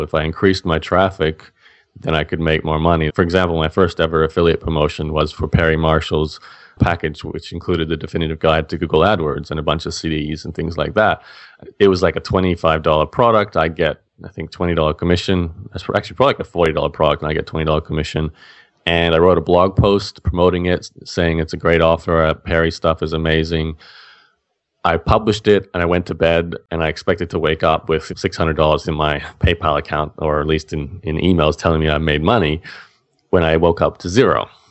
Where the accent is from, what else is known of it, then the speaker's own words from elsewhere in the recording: Australia; as an Australian